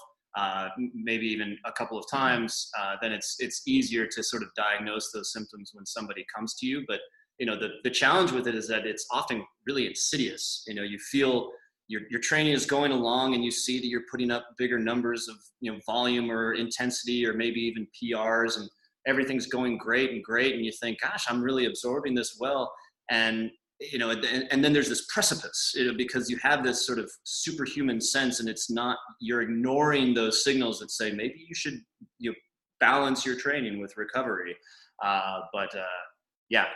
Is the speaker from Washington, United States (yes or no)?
yes; Methow Valley, Washington, United States; I grew up here in the Metau Valley and racing as a junior and in Nordic skiing.